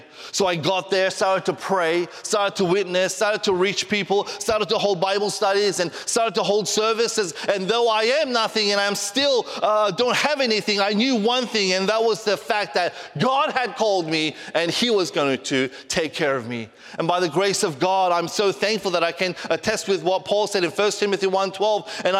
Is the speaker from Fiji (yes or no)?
no; Australia; also born or lived in Korea; I was born in Korea, but I, you know, went to Australia when I was 4 years old as a missionary kid, and I grew up there basically.